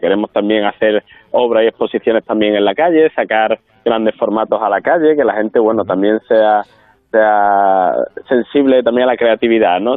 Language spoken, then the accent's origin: Spanish; La Palma del Condado, Andalusia, Spain; born or raised there